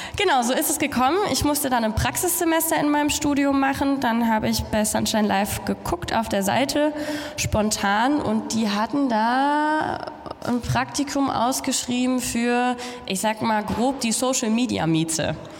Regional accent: Germany; ich komme aus Deutschland

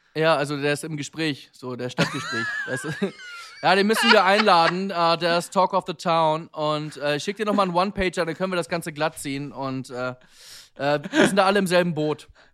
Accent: Germany; wir Deutschen

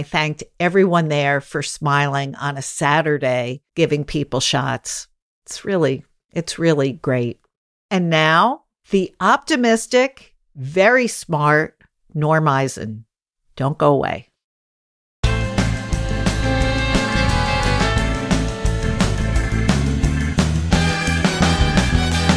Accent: New York City, New York, United States; a lot of us who grew up here at that time do know one another

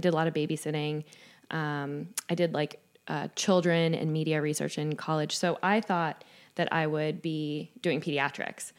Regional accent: Jacksonville, Florida, United States; moved away as an adult; now in Saint Louis, United States; my hometown in Jacksonville, Florida

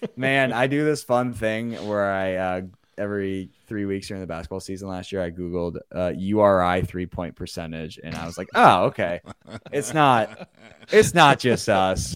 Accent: Indianapolis, Indiana, United States; also born or lived in Bloomington, Indiana; I'm from the Indy area

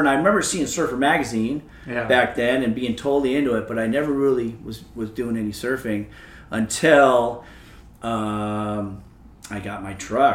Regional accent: Los Angeles, California, United States; now in Newport Beach, United States; I grew up in Woodland Hills.

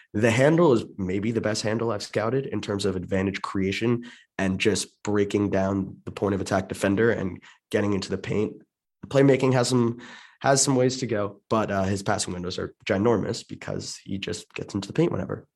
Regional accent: Maryland suburbs, United States; I grew up in the Maryland, in Maryland suburbs

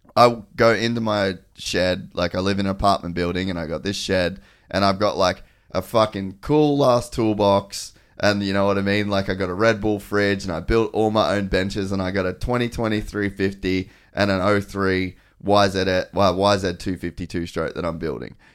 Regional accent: Cairns, Queensland, Australia; I grew up in Cairns

